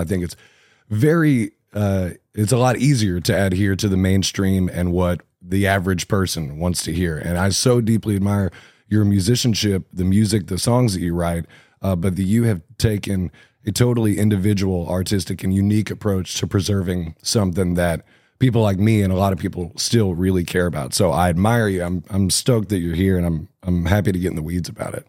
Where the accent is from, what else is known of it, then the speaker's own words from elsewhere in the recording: Cabot, Arkansas, United States; moved away as an adult; also born or lived in Indianapolis; I grew up in Cabot, Arkansas, and I lived there for the first twenty years of my life